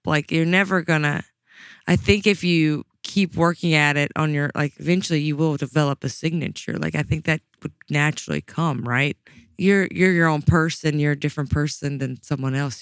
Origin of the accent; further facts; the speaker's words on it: Mississippi, United States; I grew up in Mississippi